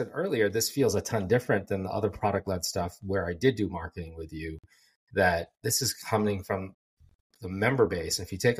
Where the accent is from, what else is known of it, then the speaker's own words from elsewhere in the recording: Philippines; Then when I'm in South India or in the West, people absolutely know I'm Filipino.